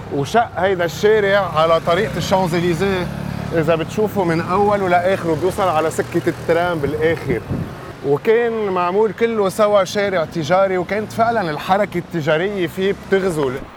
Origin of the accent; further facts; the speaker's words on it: Tripoli, North Governorate, Lebanon; عندنا بطرابلس